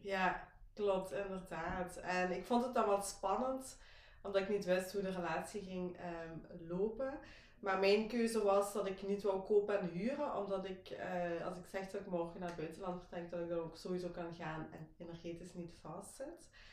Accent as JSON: {"language": "Dutch", "country": "Belgium", "said": "Ik kom, zoals gehoord, waarschijnlijk wel uit België, uit Kinderhooi."}